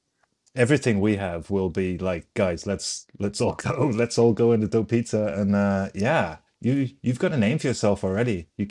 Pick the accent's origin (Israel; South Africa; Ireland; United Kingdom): Ireland; now in United States; I'm from Ireland.